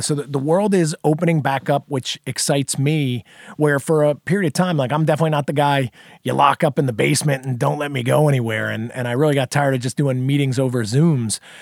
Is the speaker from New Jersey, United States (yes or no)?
yes; New Jersey, United States; moved away as an adult; also born or lived in South Carolina; I grew up in New Jersey originally